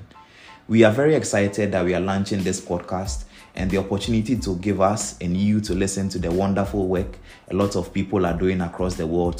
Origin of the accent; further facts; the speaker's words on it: Ghana; Ghana, my home country